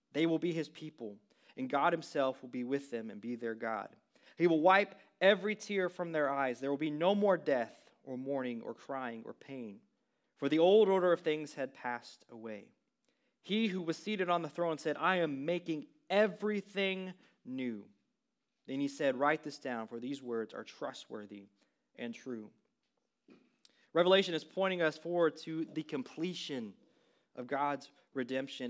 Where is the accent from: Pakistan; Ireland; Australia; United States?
United States; West Texas; moved away; I grew up in a really small West Texas town, fifteen hundred people